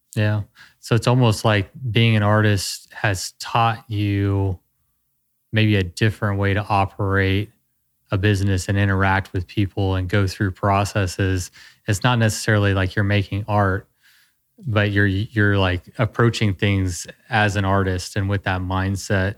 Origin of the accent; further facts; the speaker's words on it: Texas, United States; I'm a Texan